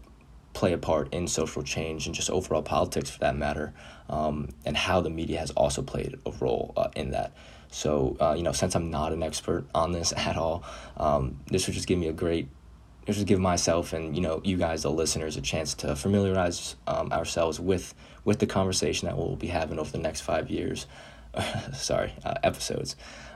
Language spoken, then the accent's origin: English; Chicago, Illinois, United States; born there; now in Short Hills, United States; sports media major. I was born in Chicago, Illinois, but currently live in Short Hills, New Jersey